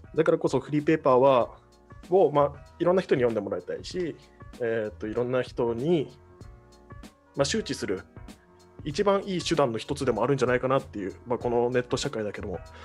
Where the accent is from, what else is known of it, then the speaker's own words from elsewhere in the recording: Kagoshima, Japan; moved away; 鹿児島出身